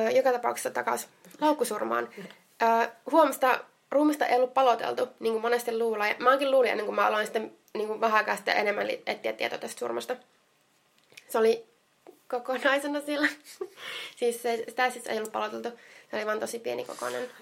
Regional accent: Jyväskylä, Central Finland, Finland; minä olen Jyväskylästä

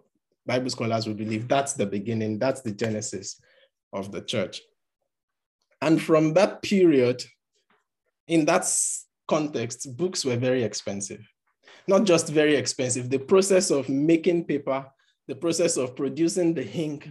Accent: Nigeria; first language Yoruba; English is a second language; some people that were speaking Yoruba language, which is my mother tongue, and I choose to record the account in English.

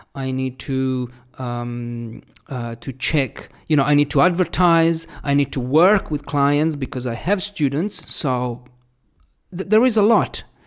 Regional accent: Italy; first language Italian; English is a second language; also born or lived in Australia / New Zealand; my Italian was here

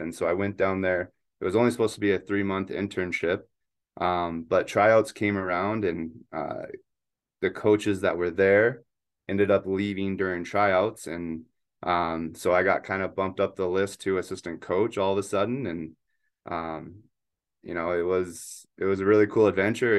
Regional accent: Spokane, Washington, United States; also born or lived in Eugene, Oregon; I grew up in Spokane, Washington

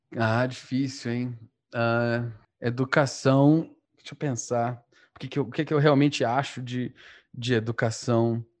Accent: Northeast Region, Brazil; A gente é um bando de nordestino

